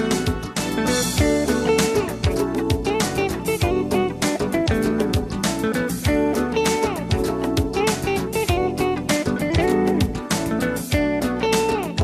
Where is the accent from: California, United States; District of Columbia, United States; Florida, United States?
District of Columbia, United States; Washington; I was raised in Southeast DC